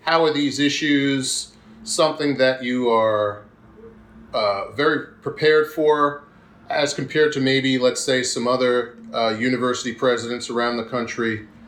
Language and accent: English; Huntington, New York, United States; also born or lived in Brooklyn, New York; I was born in Brooklyn, but I was raised in Huntington, Long Island.